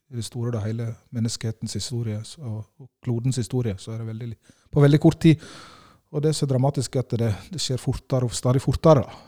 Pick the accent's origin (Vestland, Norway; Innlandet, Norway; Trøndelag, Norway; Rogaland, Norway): Vestland, Norway; Årdal; Jeg kommer fra Årdal i Sogn, helt innst i Sognefjorden